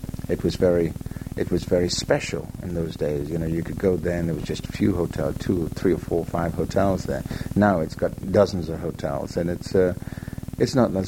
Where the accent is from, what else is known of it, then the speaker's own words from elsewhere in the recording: United Kingdom; also born or lived in Los Angeles, United States / Leicestershire; I am British. I am definitely British.